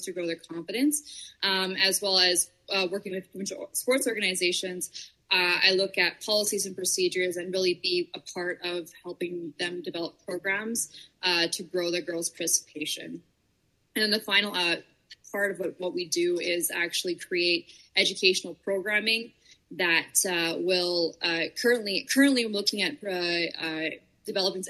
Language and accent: English; Onoway, Alberta, Canada; I'm a small town girl, so I grew up in Onaway, Alberta. It's about 45 minutes northwest of Edmonton. I was there my entire life.